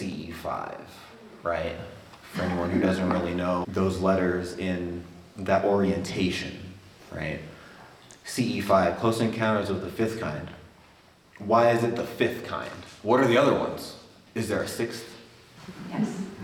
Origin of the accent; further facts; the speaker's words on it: Albuquerque, New Mexico, United States; I was raised here in Albuquerque